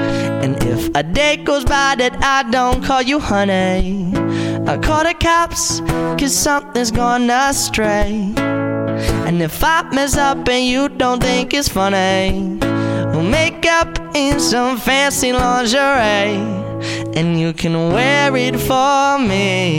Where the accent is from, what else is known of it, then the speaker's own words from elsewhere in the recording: New Jersey, United States; I am from Southern New Jersey.